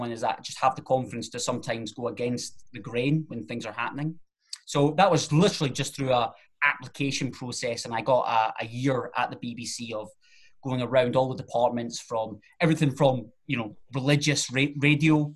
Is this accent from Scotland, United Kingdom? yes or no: yes; Alloa, Scotland, United Kingdom; I'm originally from Alloa